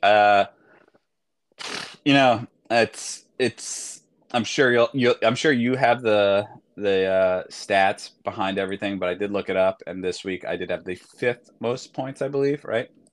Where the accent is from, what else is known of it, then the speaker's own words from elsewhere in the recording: Long Island, New York, United States; someone I grew up with on Long Island